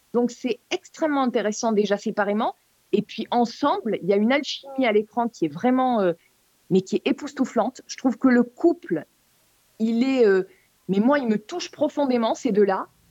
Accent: France; chez nous en France

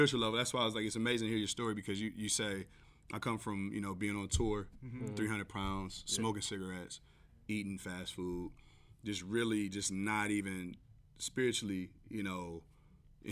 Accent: East Cleveland, Ohio, United States; I'm from East Cleveland.

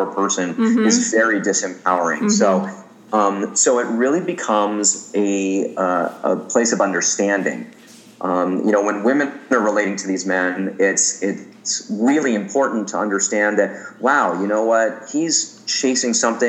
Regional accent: Santa Monica, California, United States; my hometown of Santa Monica

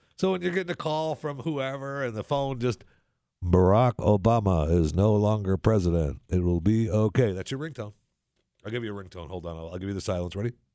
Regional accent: Saginaw, Michigan, United States; moved away; in Saginaw, Michigan, which, uh, when I was there, when I grew up, one hundred and fifty years ago, in Saginaw, Michigan

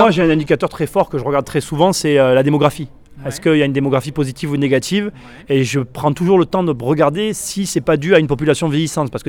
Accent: northern France, France; Moi, je pense que ça s'entend un petit peu à mon accent. Euh, on est du nord de la France, en fait.

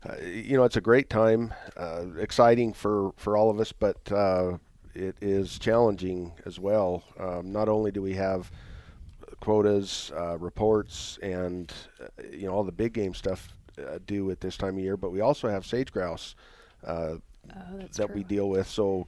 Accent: Winnemucca, Nevada, United States; also born or lived in Reno, Nevada; Yeah, I'm a Nevada kid. I grew up in Winnemucca and went to University of Nevada

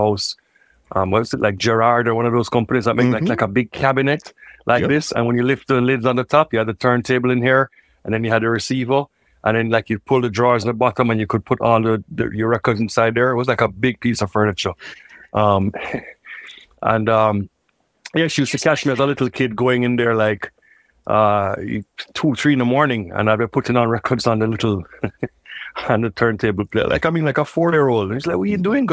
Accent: Kingston, Jamaica; I grew up in Kingston, Jamaica

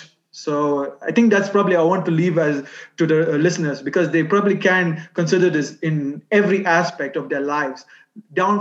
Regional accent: Kenya; being Kenyan

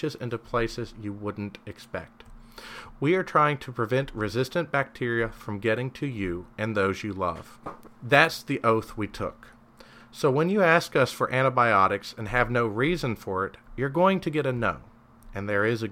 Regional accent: Kentucky, United States; I'm from Kentucky. Everyone but me watches basketball here

